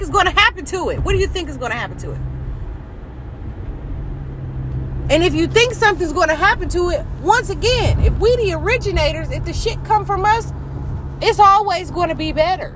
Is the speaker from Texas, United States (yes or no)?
no; Michigan, United States; I'm from Michigan